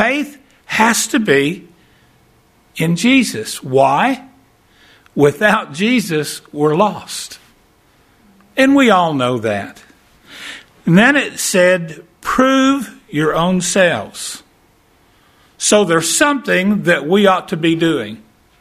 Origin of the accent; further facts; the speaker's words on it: Texarkana, United States; My wife and I, we're from Texarkana, and we do fair ministries